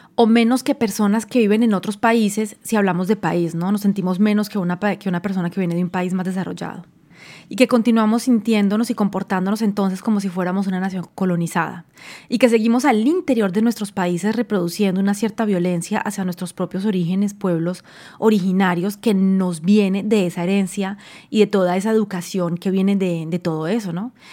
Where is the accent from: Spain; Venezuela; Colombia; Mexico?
Colombia; moved away